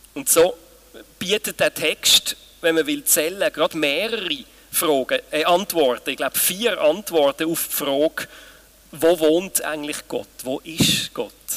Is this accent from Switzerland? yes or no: yes; Switzerland; bei uns in der Schweiz